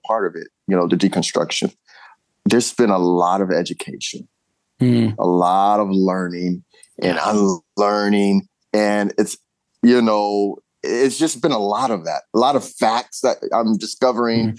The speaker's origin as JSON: {"language": "English", "region": "California", "country": "United States", "moved": "yes", "lives_now": "Ohio, United States", "said": "being a Californian"}